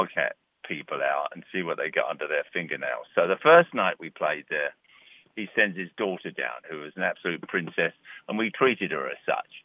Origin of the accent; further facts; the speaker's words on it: England, United Kingdom; now in New York, United States; I'm English